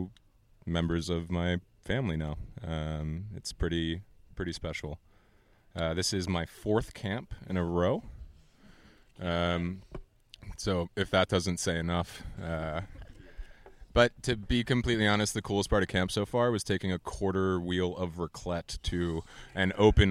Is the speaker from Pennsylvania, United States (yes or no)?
yes; Lancaster, Pennsylvania, United States; now in Brooklyn, United States; born and raised in Lancaster, Pennsylvania, currently living in Brooklyn